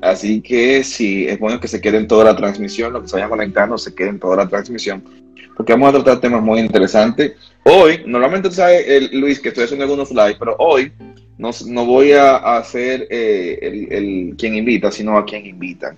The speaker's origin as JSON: {"language": "Spanish", "town": "Santiago de los Caballeros", "region": "Santiago", "country": "Dominican Republic", "tie": "born or raised there", "said": "Nací en la, en la ciudad de Santiago, República Dominicana, Santiago. Aquí le decimos así, santiaguero pura cepa"}